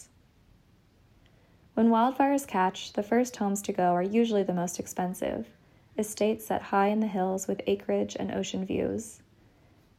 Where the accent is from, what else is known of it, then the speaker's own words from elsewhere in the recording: Santa Barbara, California, United States; moved away as an adult; It's been a decade since I moved away from Santa Barbara, and at times I still feel my hometown like a phantom limb